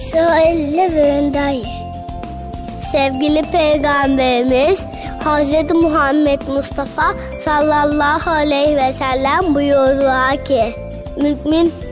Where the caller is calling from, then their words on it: Kocaeli, Turkey; Ben Kocaeli'den.